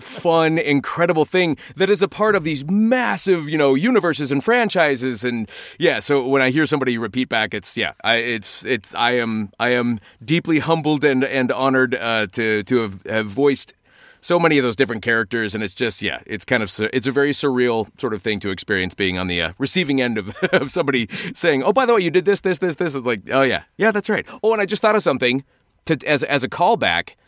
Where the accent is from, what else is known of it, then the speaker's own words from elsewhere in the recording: United States; I'm an American